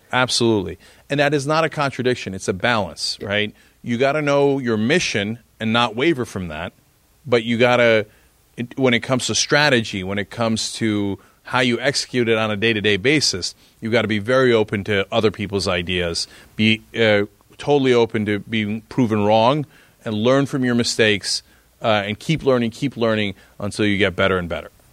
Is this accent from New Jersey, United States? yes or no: yes; East Brunswick, New Jersey, United States; I grew up in New Jersey in East Brunswick